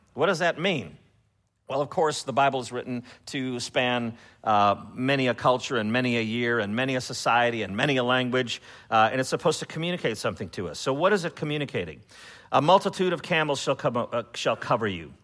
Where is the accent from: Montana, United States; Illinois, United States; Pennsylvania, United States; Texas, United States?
Illinois, United States; Chicago; now in Memphis, United States; I'm from Chicago